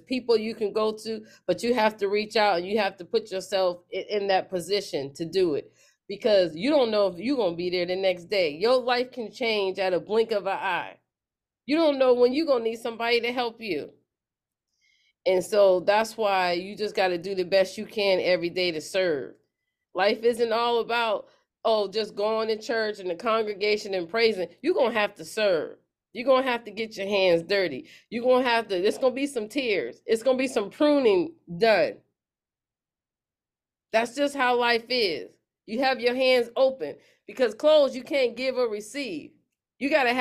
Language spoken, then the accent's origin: English; Pennsylvania, United States; moved away; I'm in Pennsylvania, my hometown